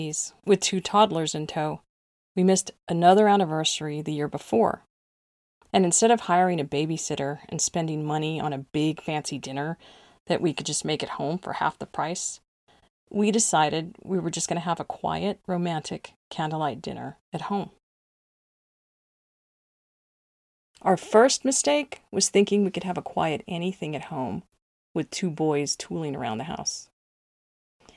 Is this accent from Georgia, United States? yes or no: no; El Paso, Texas, United States; moved away as an adult; now in Central Texas, United States; I grew up in El Paso, Texas, and now live in Central Texas